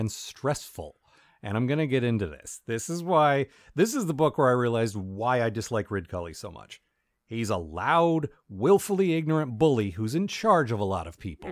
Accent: United States; as an American

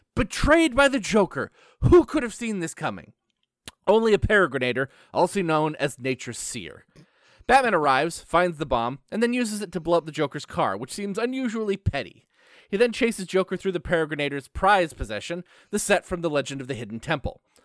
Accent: Canada; I'm Canadian

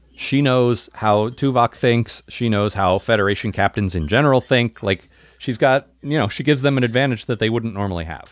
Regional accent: United States; as an American

